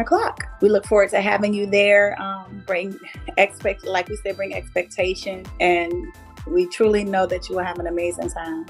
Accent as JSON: {"language": "English", "town": "Norfolk", "region": "Virginia", "country": "United States", "said": "I am from Norfolk, Virginia"}